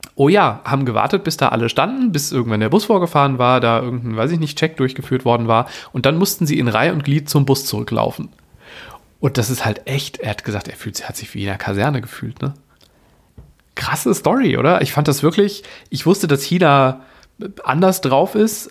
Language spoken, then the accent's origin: German; Germany; also born or lived in Frankfurt / Wuppertal; bei uns in Deutschland